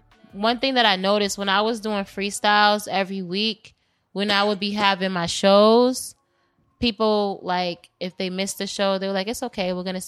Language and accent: English; Boston, Massachusetts, United States; I am from Roxbury. I am a Boston Femcee.